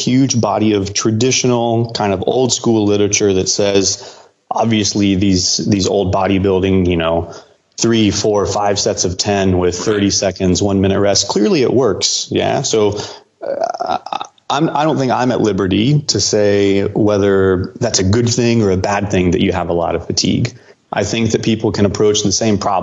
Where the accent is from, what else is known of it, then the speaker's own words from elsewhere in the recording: Houston, Texas, United States; I'm from Houston